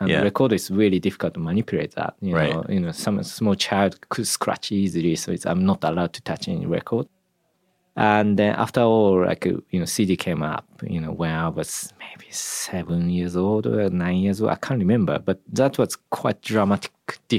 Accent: Japan; Yeah, I grew up in Japan.

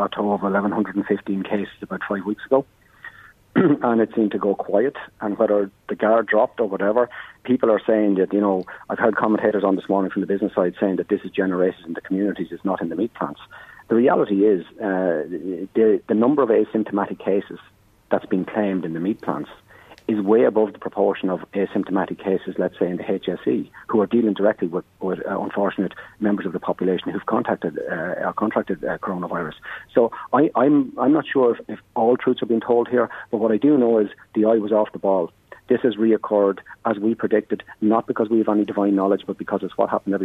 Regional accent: County Meath, Ireland; I'm from Meath myself, I'm a Midlander

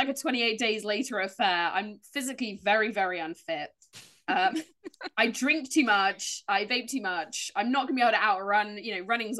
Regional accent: Dorchester, South West England, United Kingdom; I grew up in Dorchester, which was a very Roman town

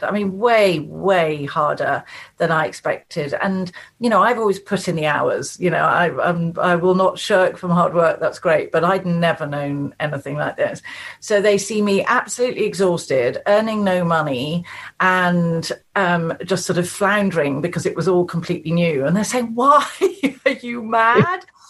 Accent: the Cotswolds, South West England, United Kingdom; now in Chilterns, United Kingdom; I was born and brought up in the Cotswolds. I now live in the Chilterns.

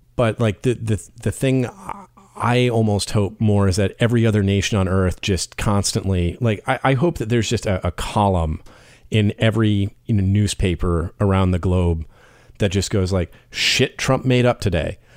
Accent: United States; an American raised on that public service announcement

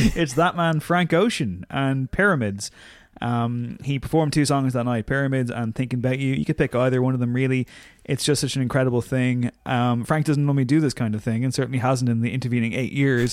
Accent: Louth, Leinster, Ireland; I'm from Louth

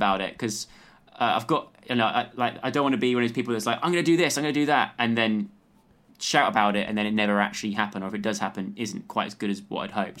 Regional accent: Lacock, South West England, United Kingdom; growing up in the countryside, I grew up in, um, in Wiltshire

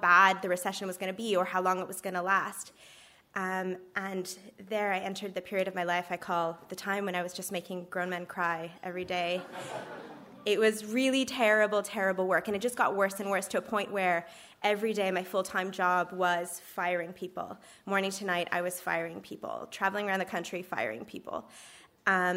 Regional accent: Canada; moved away as an adult; also born or lived in Ireland; now in Dublin, Ireland; I'm originally from Canada

